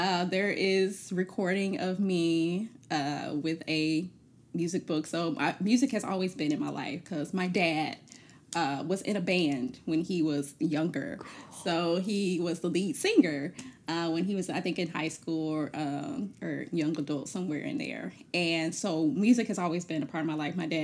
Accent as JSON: {"language": "English", "town": "Birmingham", "region": "Alabama", "country": "United States", "also_born_or_lived": "Denton, Texas", "moved": "yes", "lives_now": "Savannah, United States", "said": "I'm originally from Birmingham, Alabama, now living in Savannah, Georgia"}